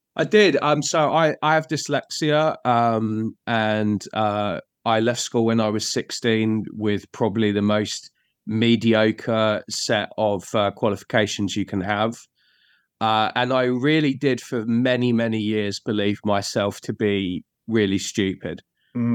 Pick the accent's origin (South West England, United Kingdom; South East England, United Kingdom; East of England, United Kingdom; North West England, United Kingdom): East of England, United Kingdom; Bedfordshire; moved away as an adult; now in London, United Kingdom; I'm originally from um, a place called Bedfordshire. Uh, I moved to London about 19 years ago